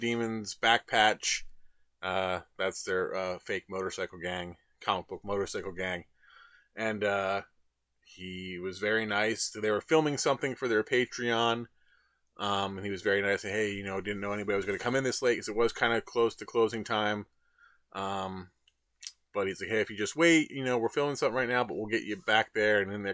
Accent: Trenton, New Jersey, United States; I was from Trenton

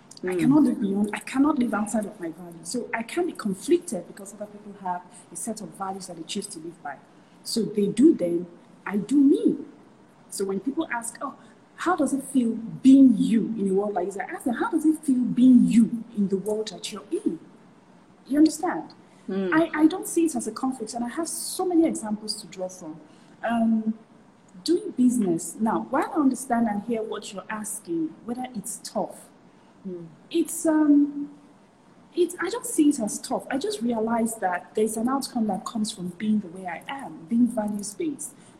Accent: Nigeria; I grew up in a typical Nigerian house

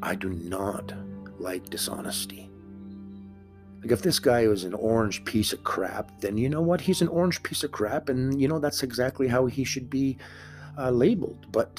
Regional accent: Canada; I'm Canadian.

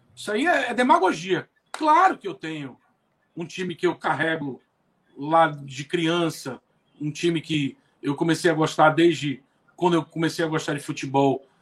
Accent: Bahia, Brazil; also born or lived in Fortaleza, Ceará; eu nasci em Fortaleza, vim para a Bahia com 4 anos de idade. Meu pai veio trabalhar aqui

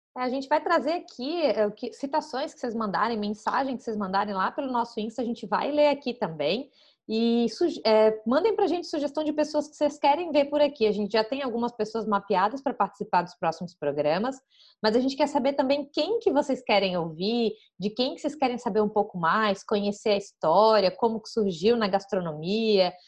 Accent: Florianópolis, Santa Catarina, Brazil; sou de Floripa

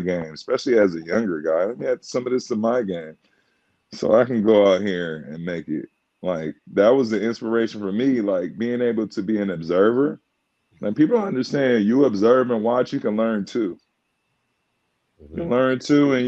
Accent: Inglewood, California, United States; I was born in Inglewood, the city of champions

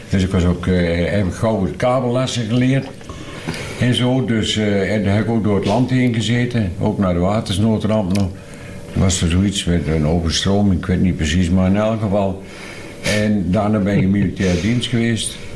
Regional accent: Ruurlo, Gelderland, Netherlands; also born or lived in Vorden; ja, ik ben in Vorden eh, geboren, maar ik ben in de Ruurlose Broek ben ik opgegroeid.

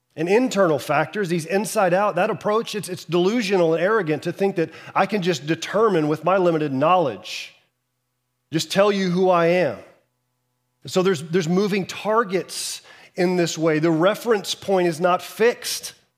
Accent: Houston, Texas, United States; I grew up in Houston

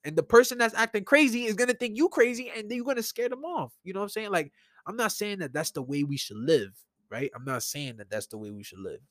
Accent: New York City, New York, United States; I grew up in New York all my life. I was born in, in Brookdale Hospital. I'm a Brooklyn native.

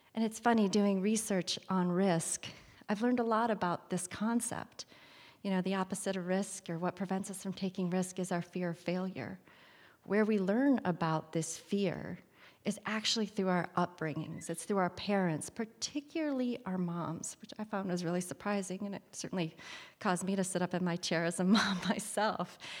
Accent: Kalkaska, Michigan, United States; I'm a girl from Calcasica, Michigan. I grew up there in the eighties primarily

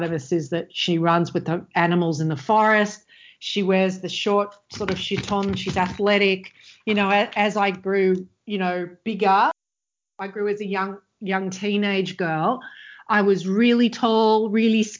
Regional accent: Australia; I come from Australia, which at the time, you know, is very sort of white bread, Christian

